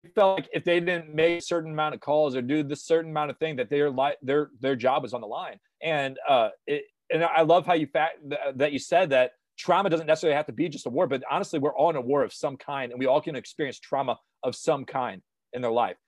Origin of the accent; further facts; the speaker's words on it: St. Louis, Missouri, United States; moved away as an adult; I went back to my hometown in Saint Louis.